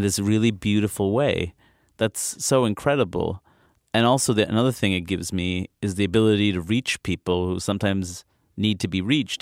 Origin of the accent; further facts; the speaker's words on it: New York City, New York, United States; also born or lived in Maine; I was born and raised in Queens.